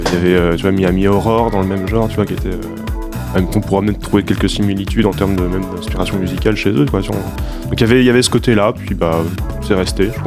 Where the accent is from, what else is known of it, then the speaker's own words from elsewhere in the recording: Poitiers, Nouvelle-Aquitaine, France; Bah, c'est cocktail dit et on vient de Poitiers.